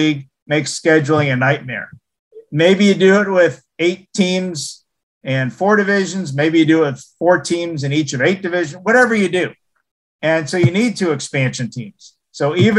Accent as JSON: {"language": "English", "town": "Montreal", "region": "Quebec", "country": "Canada", "tie": "born or raised there", "moved": "yes", "said": "I'm from Montreal"}